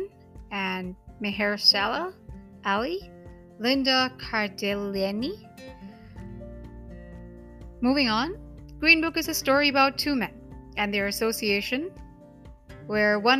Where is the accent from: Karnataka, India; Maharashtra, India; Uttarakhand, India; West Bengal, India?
Maharashtra, India; Mumbai; first language Hindi; English is a second language; I'm from Mumbai. Hindi language is native to me